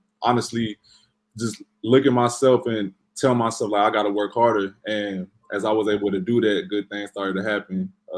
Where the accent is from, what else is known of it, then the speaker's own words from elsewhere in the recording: Lubbock, Texas, United States; I grew up in Lubbock, Texas, and where I went to high school is like a football town.